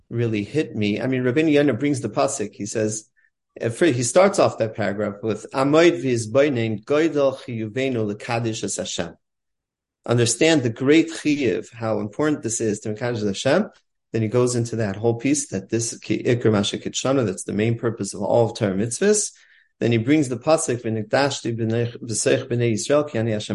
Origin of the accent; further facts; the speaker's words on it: Cleveland, Ohio, United States; also born or lived in Scranton / Lakewood; now in Baltimore, United States; I grew up in Cleveland